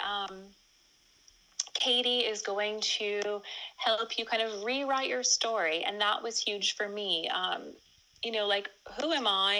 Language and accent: English; California, United States; now in England; I'm originally from California, but now I reside in England